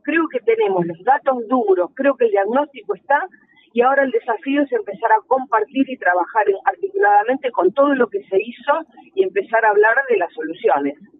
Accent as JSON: {"language": "Spanish", "town": "Avellaneda", "region": "Buenos Aires Province", "country": "Argentina", "said": "yo que soy de Avellaneda"}